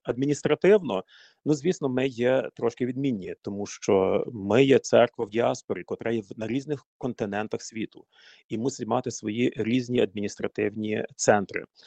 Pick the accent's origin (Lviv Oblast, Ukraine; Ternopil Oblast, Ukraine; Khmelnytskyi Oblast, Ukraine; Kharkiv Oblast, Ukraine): Ternopil Oblast, Ukraine; Buchach; also born or lived in Ivano-Frankivsk; now in United States; Я е, родом з України родився ще в радянські часи, звісно, е, в Івано-Франківську. А тоді батьків е, направили на роботу на Тернопільщину в містечко Бучач, Тернопільська область